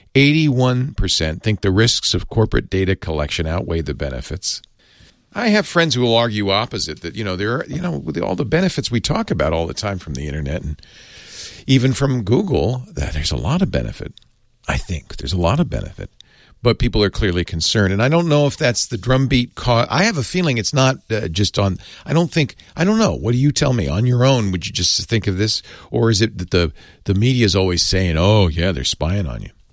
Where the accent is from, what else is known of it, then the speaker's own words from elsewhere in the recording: United States; as an American, I speak no other tongue